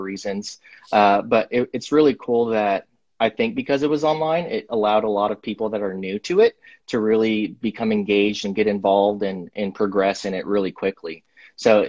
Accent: Springfield, Missouri, United States; I'm from Springfield, Missouri

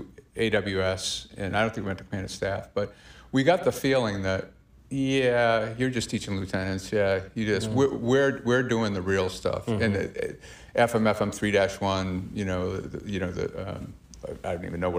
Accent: Massachusetts, United States; I am from Massachusetts

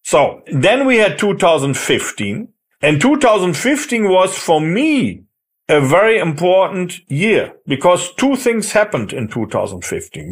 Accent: Germany; moved away as an adult; now in France; I'm German, but I'm also French. Uh, so I'm spent here 16 years in France, even more if I count my studying time here

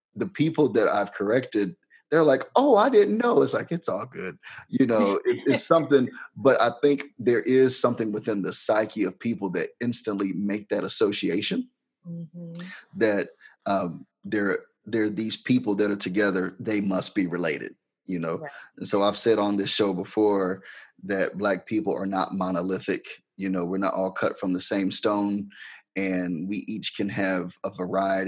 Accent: Harrisburg, United States; I'm country. I'm from Harrisburg, you know, from the sticks

